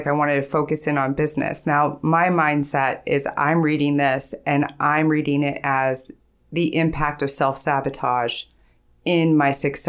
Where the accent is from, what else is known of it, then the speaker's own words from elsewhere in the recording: Ohio, United States; also born or lived in California, United States; But I grew up here in Ohio, so.